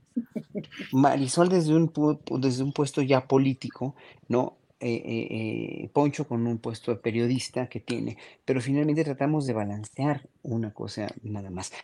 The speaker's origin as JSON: {"language": "Spanish", "country": "Mexico"}